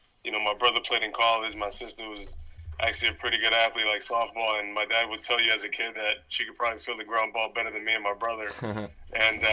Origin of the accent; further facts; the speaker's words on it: Boston, Massachusetts, United States; I was, you know, born in the city in Boston. I mean, Hyde Park is obviously one of the, you know, one of the towns in, like I like to say, in Boston